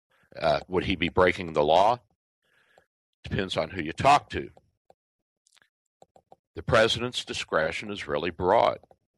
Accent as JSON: {"language": "English", "region": "Kentucky", "country": "United States", "tie": "born or raised there", "also_born_or_lived": "Louisville", "moved": "yes", "lives_now": "Tampa Bay, United States", "said": "my home state of Kentucky."}